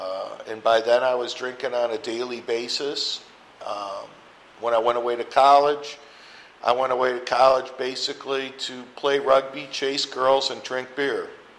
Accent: Rochester, New York, United States; now in Phoenix, United States; I'm from Rochester, New York, and I just had the privilege of going back there for my 40th high school reunion a couple weekends ago.

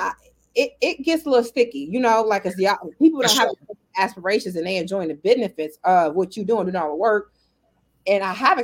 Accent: Chicago, Illinois, United States; moved away as an adult; now in Las Vegas, United States; Originally born and raised in Chicago, Illinois

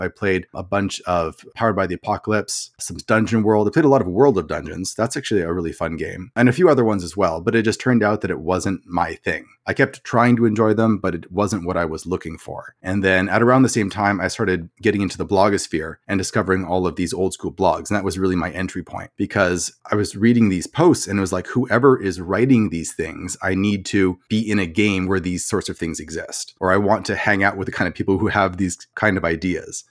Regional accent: Portland, Oregon, United States; moved away as an adult; now in Phoenix, United States; originally I grew up in Portland, Oregon. So I spent most of my life there

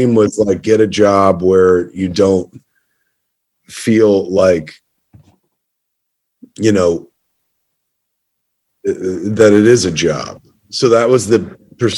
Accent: Highlands, New Jersey, United States; in Highlands, my hometown

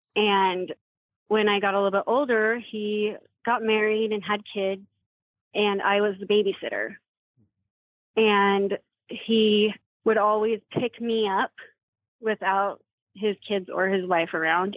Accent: Puyallup, Washington, United States; now in Gilbert, United States; I was raised in Washington State in the small town Puyallup.

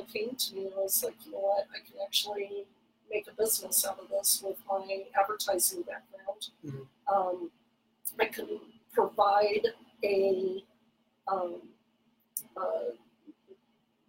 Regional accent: Longmont, Colorado, United States; moved away as an adult; also born or lived in Kersey / California / Las Vegas / Perth, Australia; I was born and raised in Longmont.

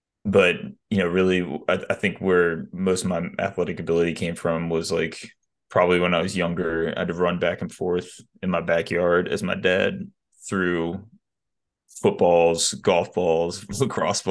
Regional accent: Alpharetta, Georgia, United States; also born or lived in California; I grew up in Atlanta for the most part

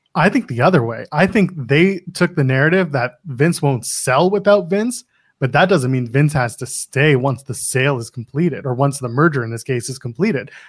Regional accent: Canada; I am a Canadian

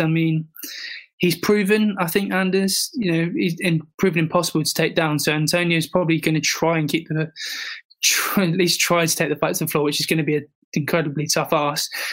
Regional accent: England, United Kingdom; as a proud Englishman

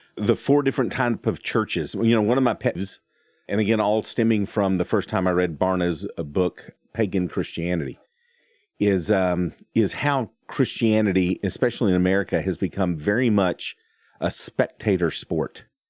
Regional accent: Texas, United States; I'm from Texas.

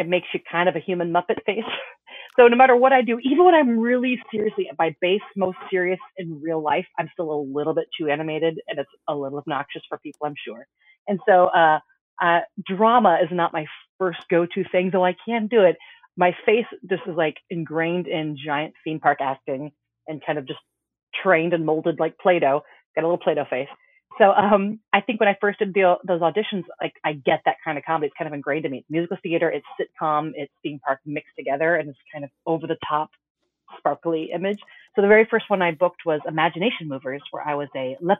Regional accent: Orlando, Florida, United States; Growing up in Orlando

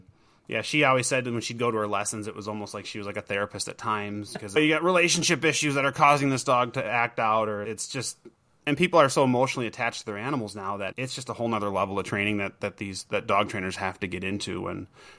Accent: Minnesota, United States; Minnesota. So we're like north of Minneapolis by about an hour.

